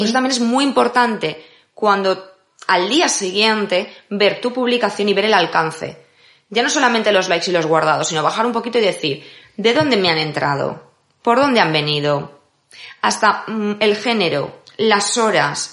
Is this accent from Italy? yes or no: no; Valencia, Valencian Community, Spain; moved away as an adult; now in Madrid, Spain; soy de Valencia, vine a vivir a Madrid para seguir estudiando